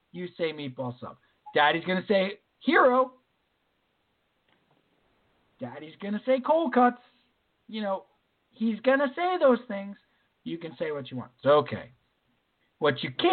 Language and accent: English; New York, United States; moved away; I'm from New York